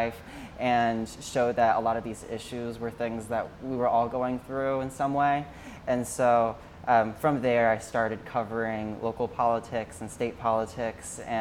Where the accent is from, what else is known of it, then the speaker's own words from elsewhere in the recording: Springdale, Arkansas, United States; moved away as an adult; now in Hoboken, United States; I'm originally from Springdale, Arkansas. I was born and raised there.